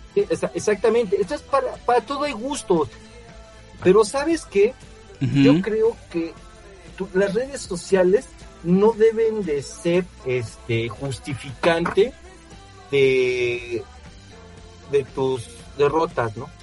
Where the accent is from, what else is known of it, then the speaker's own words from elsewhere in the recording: Mexico; soy mexicano